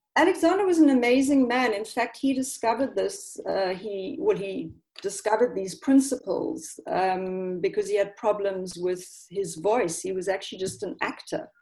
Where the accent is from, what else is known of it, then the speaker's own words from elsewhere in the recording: South Africa; moved away as an adult; also born or lived in London; now in Italy; originally, I'm I'm actually from South Africa